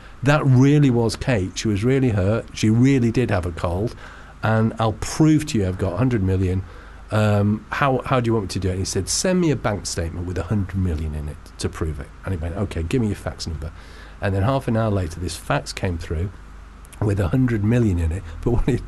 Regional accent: Manchester, North West England, United Kingdom; I'm from Manchester

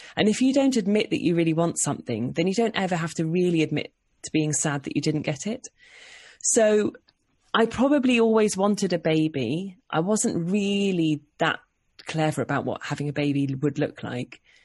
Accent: Oxford, South East England, United Kingdom; also born or lived in London; But I was born in London and then we moved to Oxford when I was about four. And then, yeah, so I, I grew up in Oxford

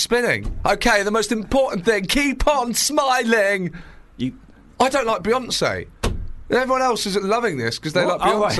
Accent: Brighton, South East England, United Kingdom; my hometown Brighton

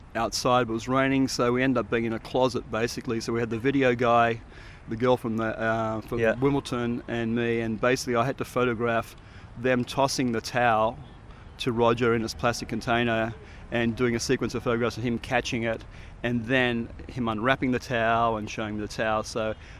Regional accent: Sydney, New South Wales, Australia; moved away as an adult; also born or lived in Aspen, Colorado / Sierra Leone / Guatemala / Central African Republic; I'm from Sydney, Manly Beach in Sydney

